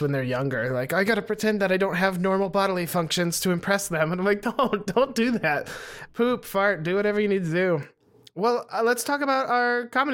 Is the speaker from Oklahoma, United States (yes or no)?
no; Montana, United States; also born or lived in Los Angeles; now in Austin, United States; growing up in Montana